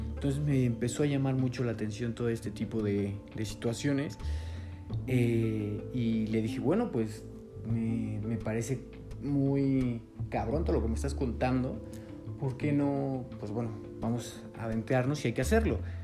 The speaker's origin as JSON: {"language": "Spanish", "country": "Mexico", "said": "soy documentalista eh, mexicano"}